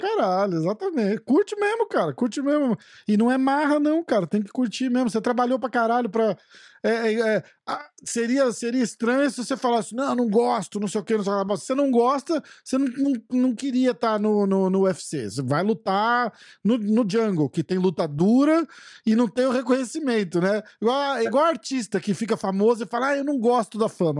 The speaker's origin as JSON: {"language": "Portuguese", "region": "São Paulo", "country": "Brazil", "moved": "yes", "said": "eu sou de São Paulo, vou de São Paulo, sou de São Paulo"}